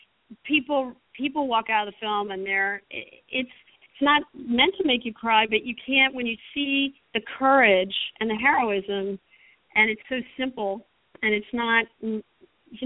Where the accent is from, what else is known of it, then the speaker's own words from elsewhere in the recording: Berkeley, California, United States; I grew up in Berkeley where people looked at each other and talked to each other